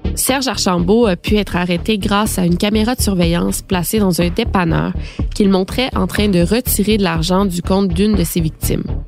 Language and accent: French; Quebec, Canada; chez nous, au Québec